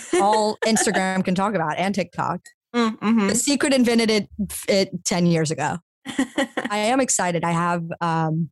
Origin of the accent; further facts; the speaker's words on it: Lafayette, Louisiana, United States; moved away as an adult; now in New York, United States; I'm in Lafayette where I'm from.